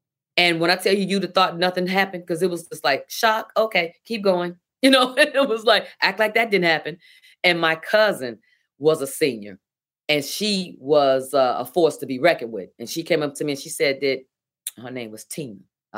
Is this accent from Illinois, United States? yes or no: yes; Chicago, Illinois, United States; Well, I'm from South Side of Chicago and I'm animated.